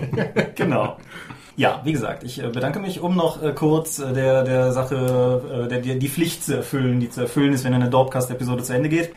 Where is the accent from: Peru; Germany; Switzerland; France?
Germany; Eifel, North Rhine-Westphalia; das Eifeldorf, wo ich groß geworden bin